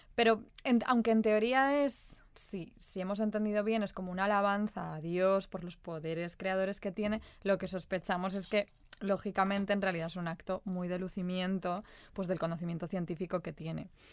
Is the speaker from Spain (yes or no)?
yes; Spain; nosotras que crecimos en la España de los 90